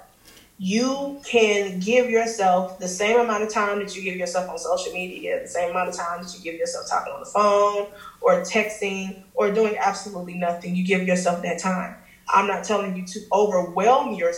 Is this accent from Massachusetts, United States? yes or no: no; Chicago, Illinois, United States; I'm from Chicago